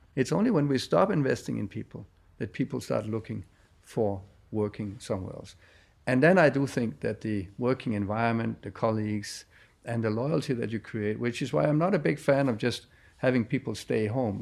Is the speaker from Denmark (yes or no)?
yes; Denmark; I come from Denmark, very fast country